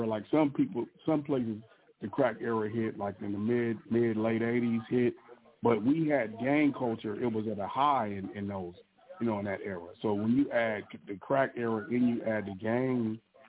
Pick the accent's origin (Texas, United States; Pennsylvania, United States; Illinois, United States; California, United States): California, United States; Southern; we grew up in Southern California